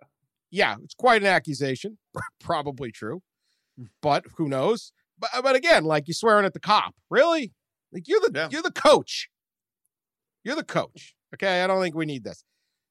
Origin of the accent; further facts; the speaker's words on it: Memphis, Tennessee, United States; I'm from Memphis, Tennessee, right?